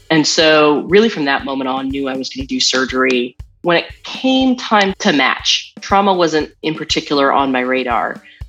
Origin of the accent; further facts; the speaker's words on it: Seattle, Washington, United States; moved away as an adult; now in Nashville, United States; I grew up in Seattle in the 90s, so I am like grunge to the nth degree.